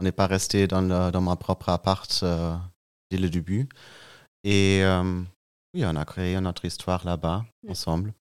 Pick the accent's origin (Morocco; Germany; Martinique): Germany; Münster, North Rhine-Westphalia; French is a second language; moved away as an adult; now in Marseille, France; Je suis allemand. Je, je viens dans un petit village qui s'appelle Münster.